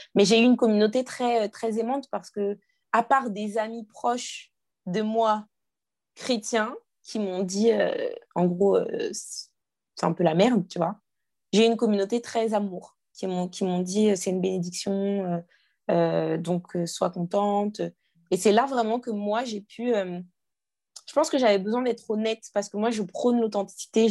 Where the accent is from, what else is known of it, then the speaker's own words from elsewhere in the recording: Guadeloupe; j'ai grandi dans une famille. On est guadeloupéen